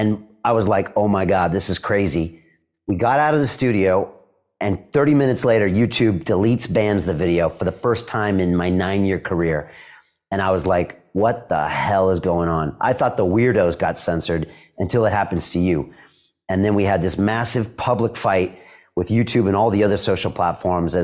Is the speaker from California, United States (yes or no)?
yes; San Diego, California, United States; moved away as an adult; also born or lived in Boston, United States; now in London, United Kingdom; I'm from San Diego, you know, so grew up there 18 years